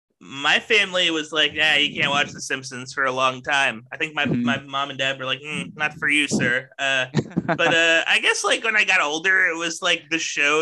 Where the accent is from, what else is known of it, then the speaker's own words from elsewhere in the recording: Texas, United States; I'm from Texas